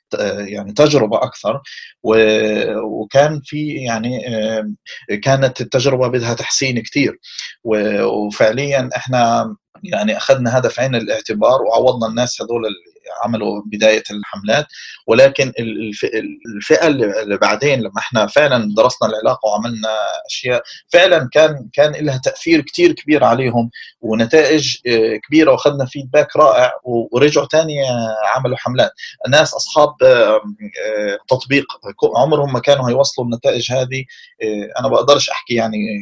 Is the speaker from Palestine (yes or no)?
yes; Palestine; احنا عندنا في فلسطين